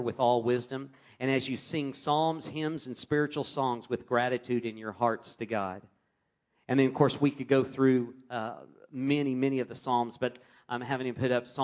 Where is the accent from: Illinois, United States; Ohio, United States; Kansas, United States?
Kansas, United States; Wichita; I grew up in Wichita, Kansas, in a loving Christian home.